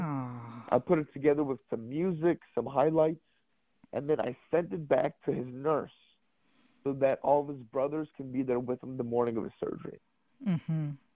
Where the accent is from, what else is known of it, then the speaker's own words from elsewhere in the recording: Los Angeles, California, United States; moved away as an adult; I'm from Los Angeles